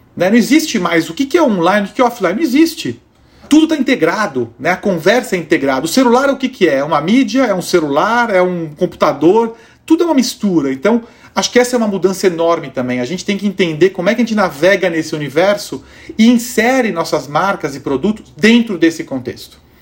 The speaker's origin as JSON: {"language": "Portuguese", "country": "Brazil", "said": "para todos nós como brasileiros"}